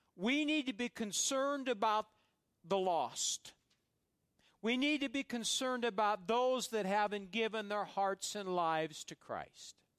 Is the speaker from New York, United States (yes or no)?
no; Fairbury, Nebraska, United States; where I grew up in Fairbury, Nebraska